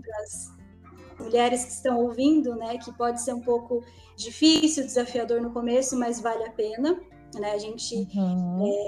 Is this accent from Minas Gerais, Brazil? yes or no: no; interior of Paraná, Brazil; moved away as an adult; eu vim lá de uma cidade do interior do Paraná